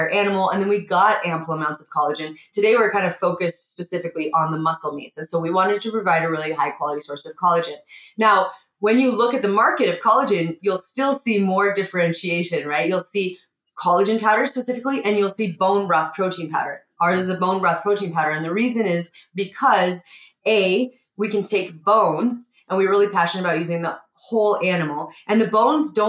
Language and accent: English; Montana, United States; I grew up in Montana.